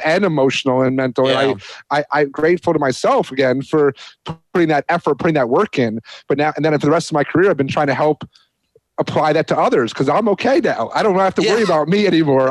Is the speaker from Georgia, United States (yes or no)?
no; New York, United States; moved away; I'm a New Yorker